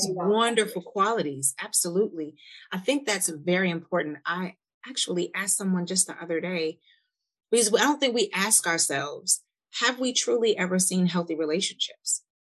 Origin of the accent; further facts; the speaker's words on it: Milwaukee, Wisconsin, United States; now in Nashville, United States; I'm from Milwaukee, and I came to Nashville